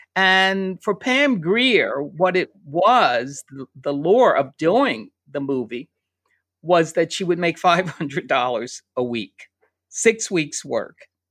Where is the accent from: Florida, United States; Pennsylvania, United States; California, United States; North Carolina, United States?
Pennsylvania, United States; a suburb outside of Philadelphia; now in New York, United States; I grew up in Pennsylvania, in a little suburb outside of Philadelphia